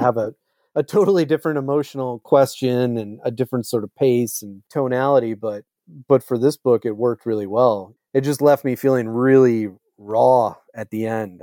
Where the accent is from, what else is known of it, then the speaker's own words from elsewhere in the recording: Eau Claire, Wisconsin, United States; growing up in Eau Claire, Wisconsin